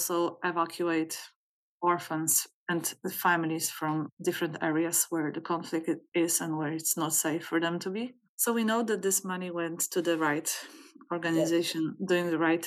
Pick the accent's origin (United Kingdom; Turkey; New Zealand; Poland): Poland; moved away as an adult; now in Toronto, Canada; I'm from Poland